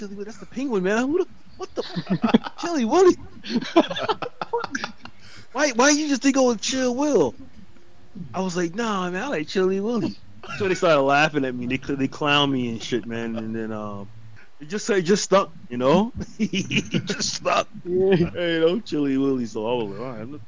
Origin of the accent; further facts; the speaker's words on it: North Carolina, United States; I'm from North Carolina